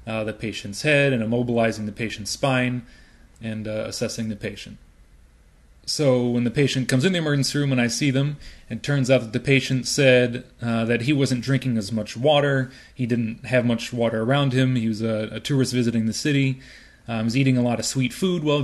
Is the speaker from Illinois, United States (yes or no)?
yes; Chicago, Illinois, United States; moved away as an adult; also born or lived in Urbana, Illinois; now in San Francisco, United States; I grew up in Hyde Park, right here in the South Side